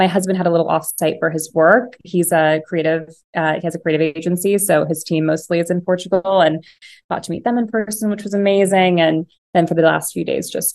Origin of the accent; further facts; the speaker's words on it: Piedmont, California, United States; I grew up in the Bay Area, in this little town called Piedmont. It's kind of in the Oakland Hills.